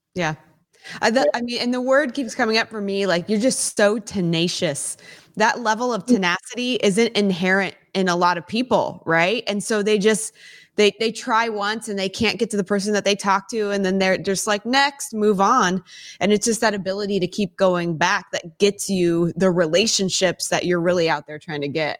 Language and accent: English; Silicon Valley, California, United States; I was born and raised in Silicon Valley area.